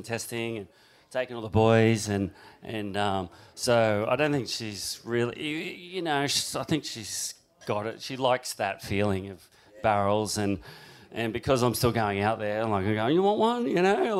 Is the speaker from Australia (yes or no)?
yes; Dapto, New South Wales, Australia; also born or lived in Cronulla; all my roots were here, and then I ended up growing up down there